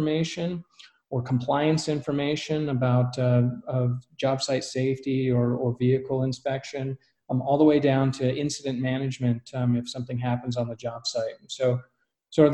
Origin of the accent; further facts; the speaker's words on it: Colorado, United States; I grew up in Colorado